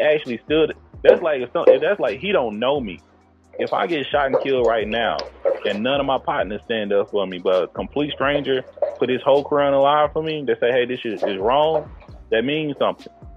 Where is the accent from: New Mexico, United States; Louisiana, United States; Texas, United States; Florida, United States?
Texas, United States; East; I'm from East Texas.